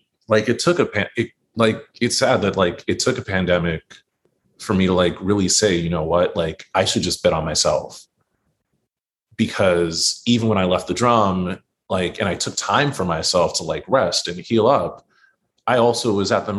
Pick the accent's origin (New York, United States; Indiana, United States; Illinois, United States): New York, United States; New York City; as a native New Yorker in my own city